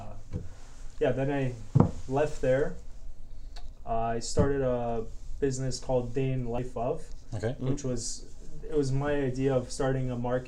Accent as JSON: {"language": "English", "country": "Canada", "tie": "born or raised there", "also_born_or_lived": "Poland", "said": "I was born in Canada. My parents, they're Polish. My background's Polish, and yeah, I was born here actually."}